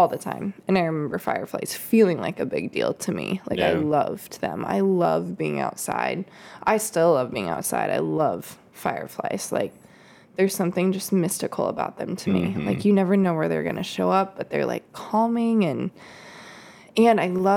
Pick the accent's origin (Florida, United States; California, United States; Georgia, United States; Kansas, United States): Kansas, United States; now in Michigan, United States; I grew up in Kansas